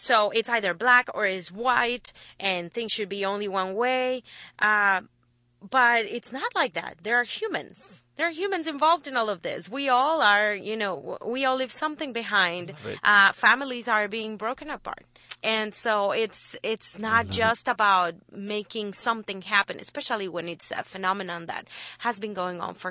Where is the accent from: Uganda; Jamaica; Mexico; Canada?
Mexico; Chihuahua; moved away as an adult; also born or lived in Guadalajara, Mexico; now in Houston, United States; I moved to Guadalajara when I finished high school in Chihuahua. I'm from Chihuahua.